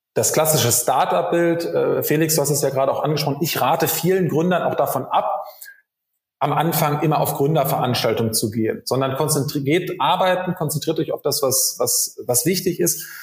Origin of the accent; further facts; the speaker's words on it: Rheda-Wiedenbrück, North Rhine-Westphalia, Germany; moved away as an adult; also born or lived in Bonn; Ich bin gebürtiger Reda Wiedenbrücker in der Nähe von Gütersloh